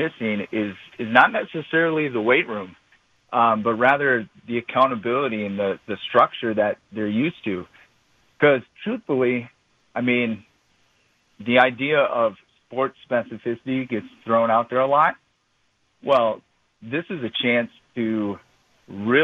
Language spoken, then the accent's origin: English; Brookfield, Wisconsin, United States; I am a local guy. I grew up in Brookfield